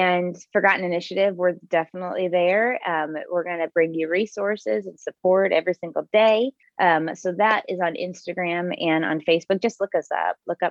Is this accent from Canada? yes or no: no; Bloomington, United States; my hometown of Bloomington